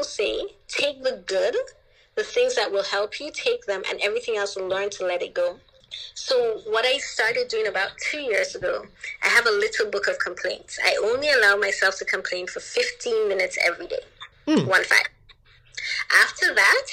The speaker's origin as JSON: {"language": "English", "country": "Anguilla", "tie": "born or raised there", "also_born_or_lived": "Jamaica", "said": "I grew up in Anguilla"}